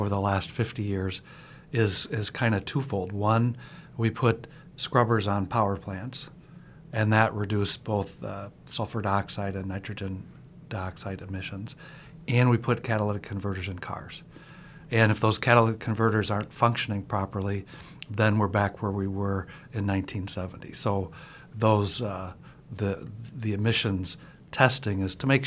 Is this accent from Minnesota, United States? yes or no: yes; Minneapolis, Minnesota, United States; I grew up in Minneapolis, and we had family out east